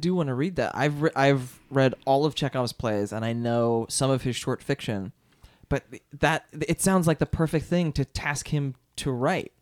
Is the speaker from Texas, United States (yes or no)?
no; outside of Philadelphia, Pennsylvania, United States; I went to public schools outside of Philadelphia.